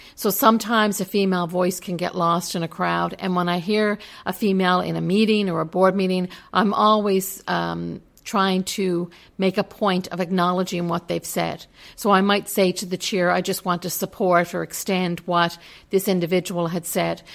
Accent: Newfoundland and Labrador, Canada; moved away; I am from Newfoundland and Labrador

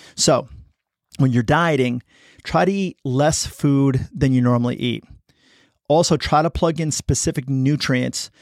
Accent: United States; I'm American

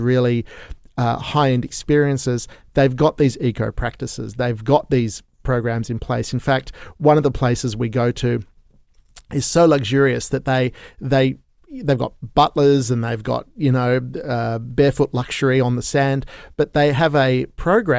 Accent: Sydney, New South Wales, Australia; currently I have been locked down in here in Australia, where I'm from Sydney

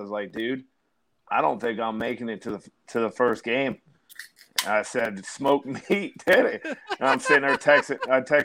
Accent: New Jersey, United States; I'm from the Dirty Jersey.

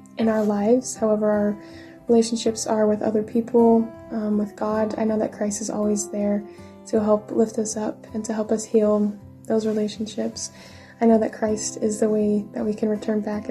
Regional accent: Kaysville, Utah, United States; moved away as an adult; now in New Hampshire, United States; I'm from Kaysville, Utah, and I'm currently serving in the Manchester, New Hampshire mission

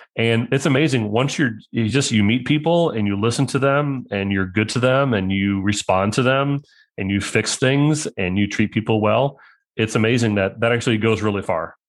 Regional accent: Mahomet, Illinois, United States; from Mohammed, Illinois

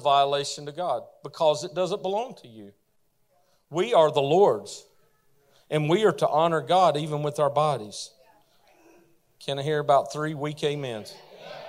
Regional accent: the South, United States; I'm from the South

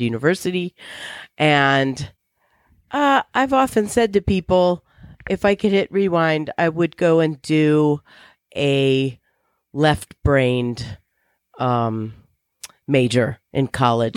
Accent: Virginia, United States; I grew up in Virginia

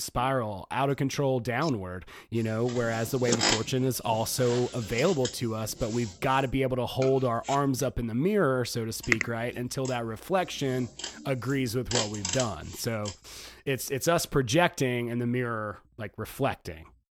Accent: the South, United States; I'm from the South

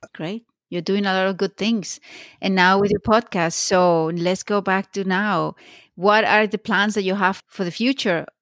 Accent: Venezuela; moved away as an adult; I grew up in Venezuela, and when I finished high school, I went straight to study law

